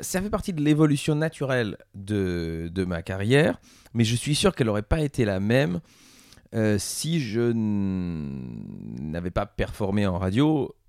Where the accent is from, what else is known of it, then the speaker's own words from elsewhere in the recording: Belgium; en tant que Belge